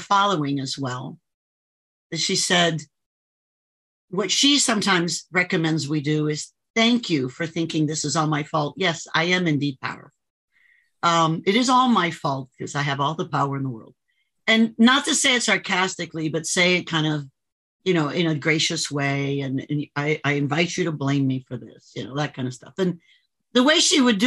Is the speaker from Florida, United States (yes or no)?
yes; Miami, Florida, United States; I grew up in Miami area